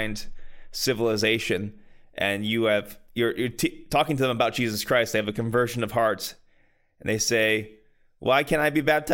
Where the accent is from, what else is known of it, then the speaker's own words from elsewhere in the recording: near Pittsburgh, Pennsylvania, United States; I say I'm from Pittsburgh, but I'm not actually from Pittsburgh.